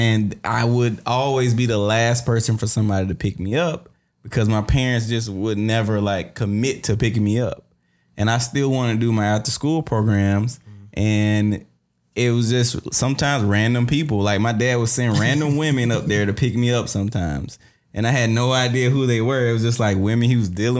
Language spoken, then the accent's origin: English; Morven, Georgia, United States; I'm from South Georgia. It's a small town called Morven, Georgia. Population 600 plus